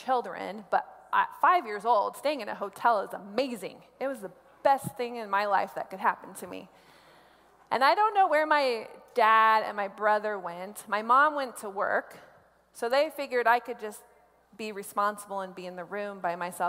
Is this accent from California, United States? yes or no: no; Columbus, Nebraska, United States; now in Denver, United States; I grew up in Columbus, Nebraska